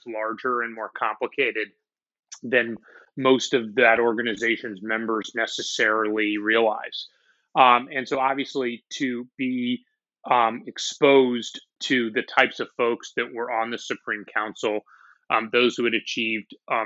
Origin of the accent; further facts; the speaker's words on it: San Francisco, California, United States; moved away as an adult; also born or lived in Tel Aviv, Israel / Oklahoma City; now in New York, United States; I grew up in the city of San Francisco.